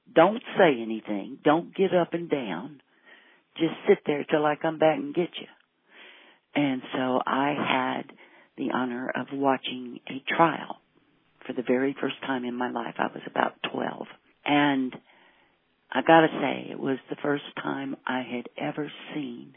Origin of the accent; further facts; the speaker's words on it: Louisiana, United States; now in New Mexico, United States; I was raised in Louisiana in the 50s and 60s